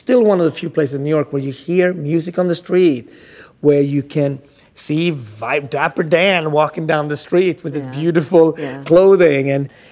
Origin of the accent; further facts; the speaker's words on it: Sweden; also born or lived in Ethiopia; now in United States; growing up in Sweden, you know, curing fish